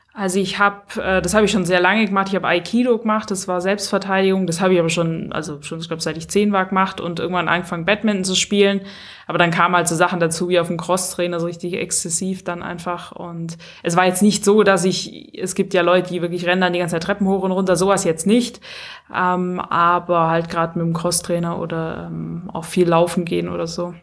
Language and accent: German; Stuttgart, Baden-Württemberg, Germany; moved away as an adult; also born or lived in Pfronten; ich komme ja aus Stuttgart ursprünglich